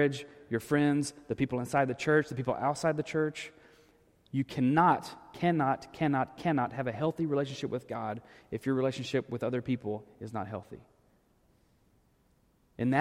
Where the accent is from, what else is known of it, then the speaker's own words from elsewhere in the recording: Arkansas, United States; moved away; growing up in Arkansas.